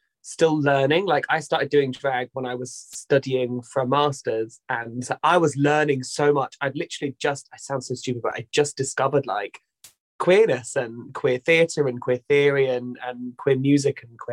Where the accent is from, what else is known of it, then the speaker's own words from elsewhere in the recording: southern England, United Kingdom; accent: Southern; also born or lived in Brighton; I felt never felt more Southern